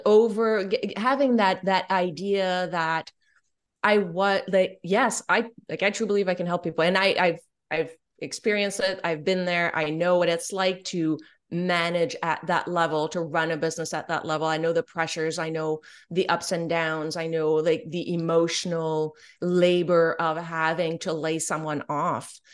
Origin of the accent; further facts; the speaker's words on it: Canada; I'm French Canadian